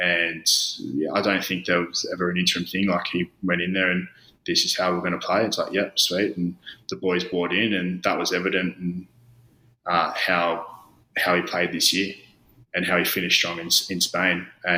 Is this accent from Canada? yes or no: no; Australia; Obviously, growing up in Australia, my old man was a Wallaby.